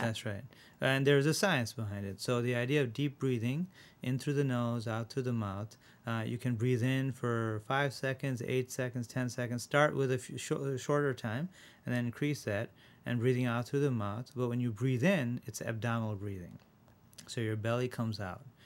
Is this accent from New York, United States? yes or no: yes; Rochester, New York, United States; also born or lived in India; I was born in India, uh, and when I was seven, I moved to Rochester